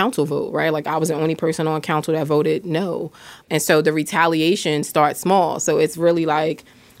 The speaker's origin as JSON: {"language": "English", "region": "New York", "country": "United States", "moved": "yes", "lives_now": "Camden, United States", "said": "I'm not from South Jersey, so I'm from New York."}